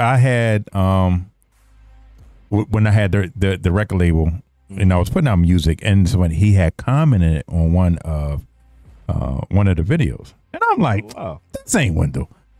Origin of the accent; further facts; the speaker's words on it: Philadelphia, Pennsylvania, United States; I'm from Philly.